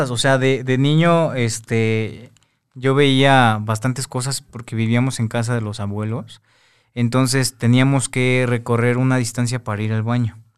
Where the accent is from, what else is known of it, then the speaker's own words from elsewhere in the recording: Veracruz, Mexico; somos de, de Veracruz mi, papá es de Guanajuato, mi mamá de Veracruz, entonces pues viajamos mucho a este tipo de lugares.